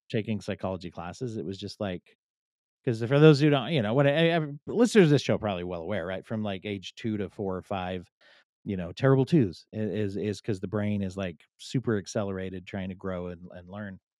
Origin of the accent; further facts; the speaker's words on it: Pennsylvania, United States; I grew up in Pennsylvania